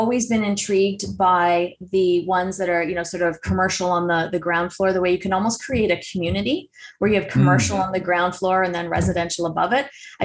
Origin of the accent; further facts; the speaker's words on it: Toronto, Ontario, Canada; moved away; also born or lived in Newmarket, Ontario; I grew up in Scarborough, but we have a place in Newmarket as well